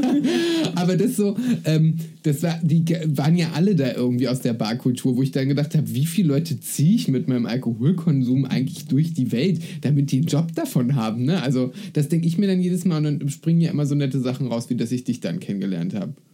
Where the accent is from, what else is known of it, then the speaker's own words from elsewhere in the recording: Spreewald, Brandenburg, Germany; also born or lived in Berlin; dass ich aus dem Spreewald komme